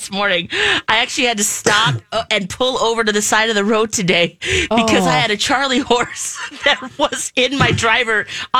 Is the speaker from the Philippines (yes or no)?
yes; Philippines; I'm Filipina